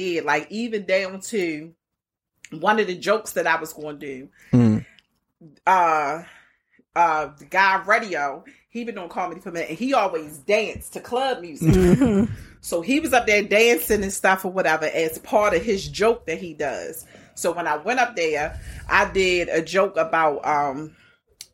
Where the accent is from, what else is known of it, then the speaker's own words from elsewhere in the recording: Baltimore, Maryland, United States; accent: Baltimore; I'm from Baltimore.